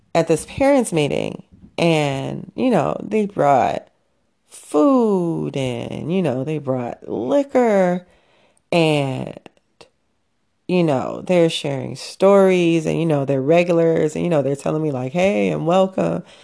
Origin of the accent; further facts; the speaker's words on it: Chicago, Illinois, United States; I am a Chicagoan till Chicago ends